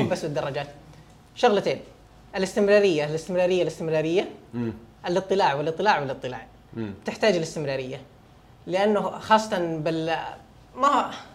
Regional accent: Saudi Arabia; انا من السعوديه

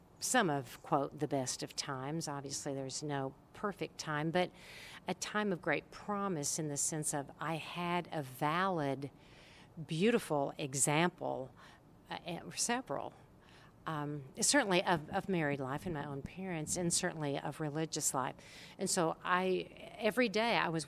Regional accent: Oak Ridge, Tennessee, United States; born or raised there

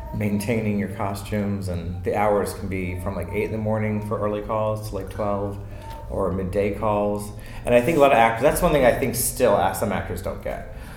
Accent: Potomac, Maryland, United States; moved away as an adult; I'm from Maryland, Potomac, Maryland

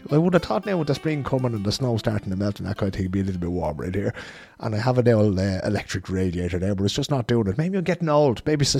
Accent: Dublin, Leinster, Ireland; because I'm from Dublin myself. Much to the annoyance of most Cork people. And it's an area of the city I know well.

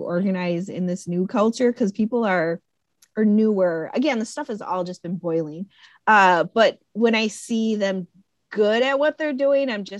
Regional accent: Connecticut, United States; I'm from Connecticut

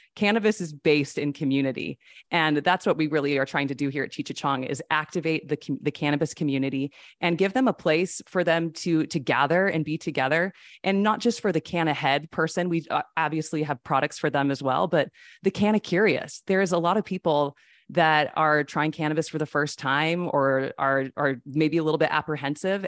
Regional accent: Utah, United States; I grew up in Utah with all the Mormons

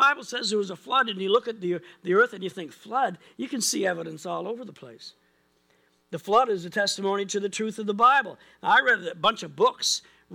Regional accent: Pictou County, Nova Scotia, Canada; we grew up in Pitt County, it's got a river valley and the Easter Valley, and it's got these hills

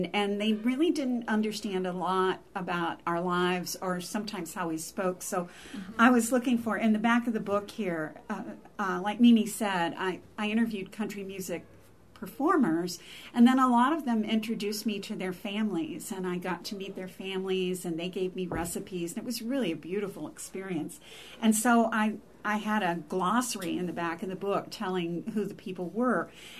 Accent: Louisville, Kentucky, United States; I was born in eastern Kentucky, but I grew up in Louisville

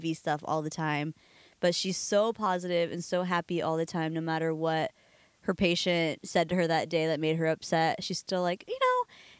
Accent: Santa Cruz, California, United States; also born or lived in Santa Barbara, California / Oahu, Hawaii; I was born in Santa Cruz, grew up here. Left, came back, and now I'm here again.

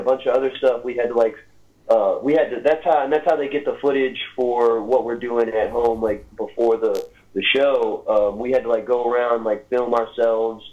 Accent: Little Rock, Arkansas, United States; my hometown of Little Rock, Arkansas

